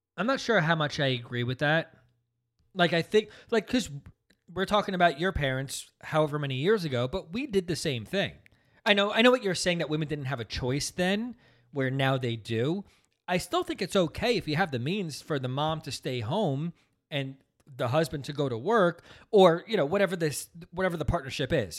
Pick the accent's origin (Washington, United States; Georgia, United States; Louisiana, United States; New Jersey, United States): New Jersey, United States; also born or lived in Brooklyn, New York; we're all from Brooklyn. I was the last, but we moved out here when I was just six months old, so out to New Jersey.